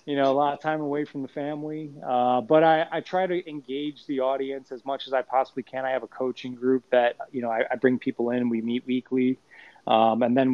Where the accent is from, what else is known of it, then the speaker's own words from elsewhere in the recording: Chicago, Illinois, United States; I was raised in Chicago